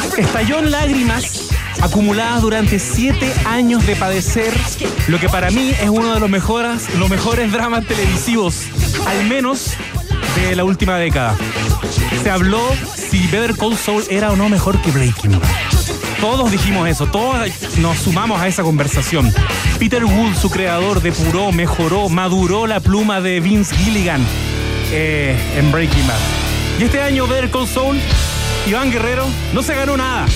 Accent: Chile; como chilenos

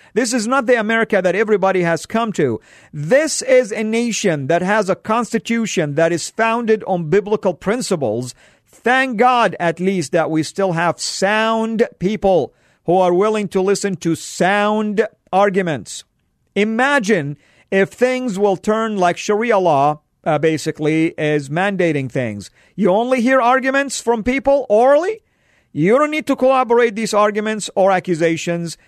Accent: Saudi Arabia; moved away; Where I grew up in Saudi, it's an ultra-conservative school

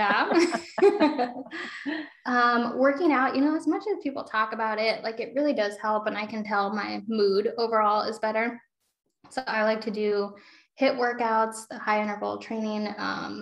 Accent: a small town in Iowa, United States; now in Solon, United States; I am from a small town in Iowa that doesn't even have what you would call six city blocks.

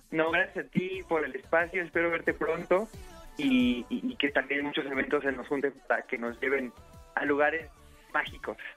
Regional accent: Puebla, Mexico; yo soy de Puebla

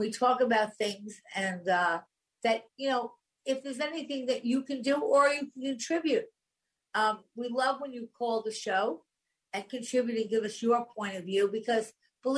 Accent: Long Island, New York, United States; I grew up on Long Island. I spent half my life there.

